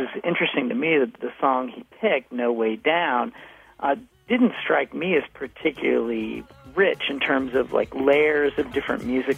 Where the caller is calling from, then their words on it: Leesburg, Virginia, United States; I'm calling from Leesburg, Virginia. We got turkeys out here